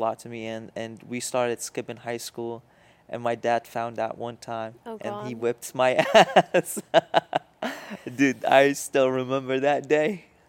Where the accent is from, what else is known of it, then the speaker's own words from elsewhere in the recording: Iraq; also born or lived in Jordan; Okay, so I come from different places, or my family comes from different places. I was born in Jordan. My family lived there for a couple years, and then they moved to Iraq.